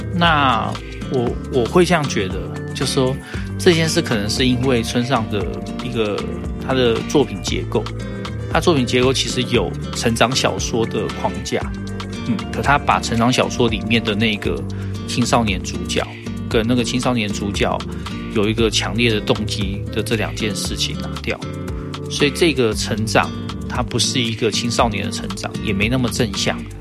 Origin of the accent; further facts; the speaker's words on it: Taiwan; 在我们念大学那段时间，你可以看到台大的一一性社团全部开始衰落下去